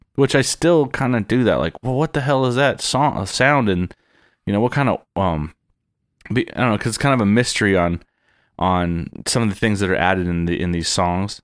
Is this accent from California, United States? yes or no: yes; San Diego, California, United States; moved away as an adult; born and raised in San Diego